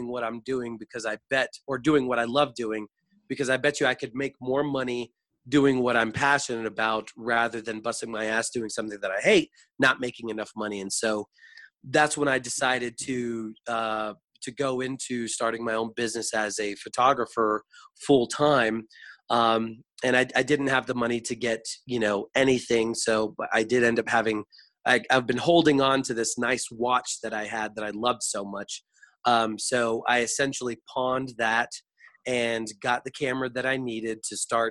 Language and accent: English; Florida, United States; I was born and raised in Florida